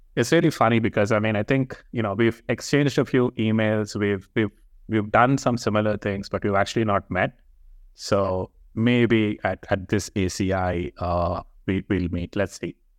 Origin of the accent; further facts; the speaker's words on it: Hyderabad, Telangana, India; moved away; I come from India, uh, from this place called Hyderabad